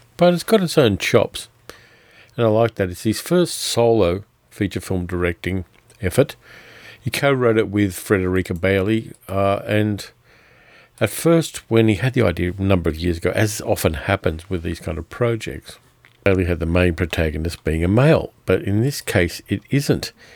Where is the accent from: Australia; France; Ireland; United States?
Australia; I'm Australian